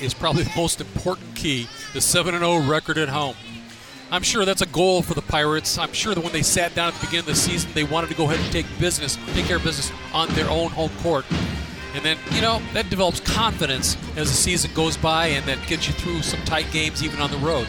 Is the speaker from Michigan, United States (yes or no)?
yes; Detroit, Michigan, United States; growing up in the Detroit area